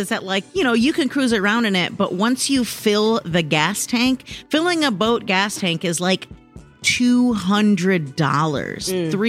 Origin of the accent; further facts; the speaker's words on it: Rochester Hills, Michigan, United States; Mm-hmm, mm-hmm. I grew up in Michigan.